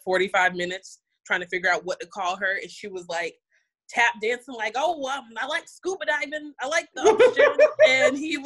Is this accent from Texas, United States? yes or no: no; Miami, Florida, United States; being a dark-skinned Black woman growing up in Miami